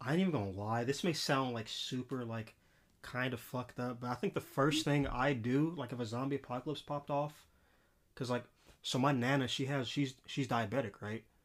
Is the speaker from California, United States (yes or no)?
yes; Los Angeles, California, United States; especially growing up in L A, like, I'm from South Central L